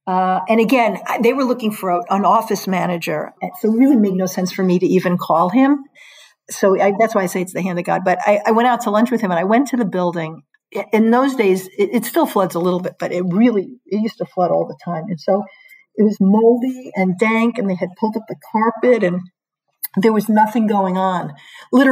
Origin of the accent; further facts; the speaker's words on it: New York, United States; moved away as an adult; now in Hartford, United States; I was from New York.